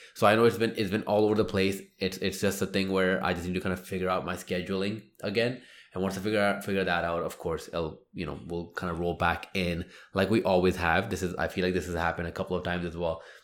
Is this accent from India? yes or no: yes; India; me being Indian